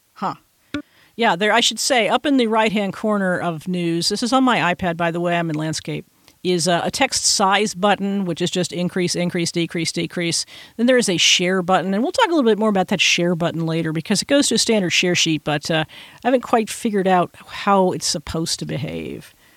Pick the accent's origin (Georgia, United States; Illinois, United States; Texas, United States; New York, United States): Texas, United States; I'm from Texas